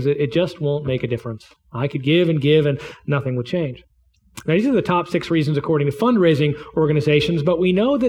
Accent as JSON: {"language": "English", "country": "United States", "said": "as an American"}